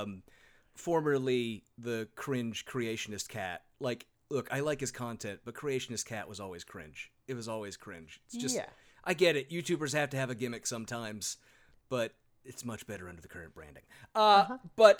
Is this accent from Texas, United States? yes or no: no; Sacramento, California, United States; born or raised there